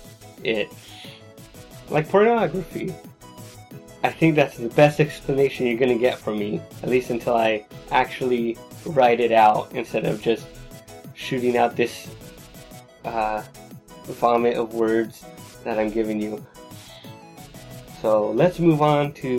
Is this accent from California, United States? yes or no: yes; Los Angeles, California, United States; a poor kid growing up in Los Angeles in the early 90s